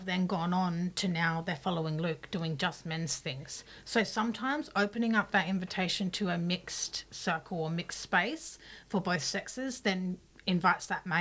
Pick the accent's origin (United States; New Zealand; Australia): Australia; Adelaide, South Australia; I grew up here in Adelaide